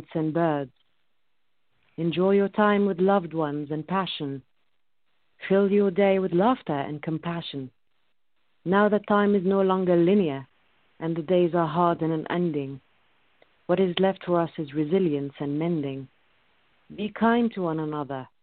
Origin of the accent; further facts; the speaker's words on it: Egypt; moved away; I was born and raised in Egypt